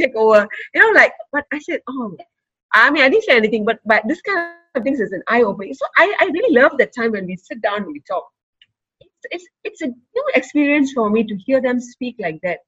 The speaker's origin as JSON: {"language": "English", "country": "Singapore", "tie": "born or raised there", "said": "I grew up in Redhill"}